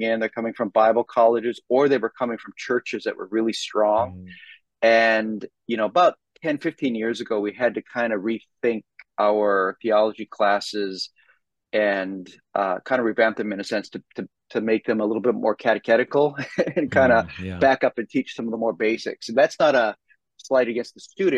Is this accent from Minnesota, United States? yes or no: yes; Minnesota, United States; moved away as an adult; also born or lived in Philadelphia area; now in Dallas, United States; I'm from Minnesota originally